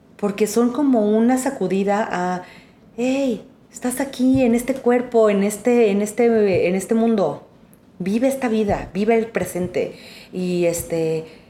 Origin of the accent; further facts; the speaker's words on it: Mexico; Somos mexicanos y, este, no, de aquí somos, somos de esta tierra